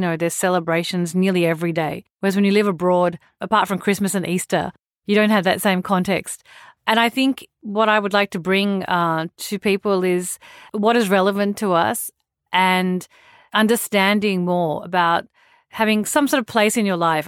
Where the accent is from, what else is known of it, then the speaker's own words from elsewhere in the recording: Australia; moved away as an adult; also born or lived in India; I grew up in Australia